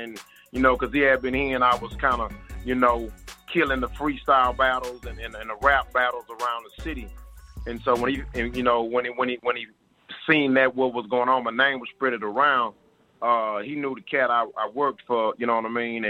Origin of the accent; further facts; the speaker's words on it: Houston, Texas, United States; I'm from Houston, Texas